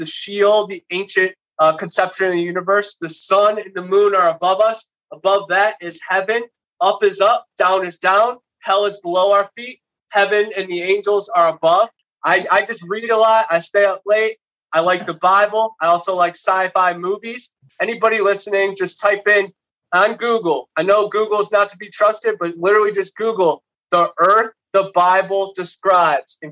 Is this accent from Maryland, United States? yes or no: no; Ohio, United States; now in Florida, United States; Growing up in Ohio, right on Lake Erie